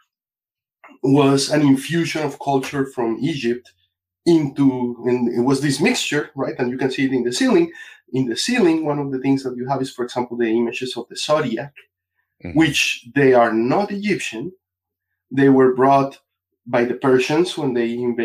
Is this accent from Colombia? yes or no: yes; Colombia; now in United States; I'm originally from Colombia, but I've been here in the States for 30 years.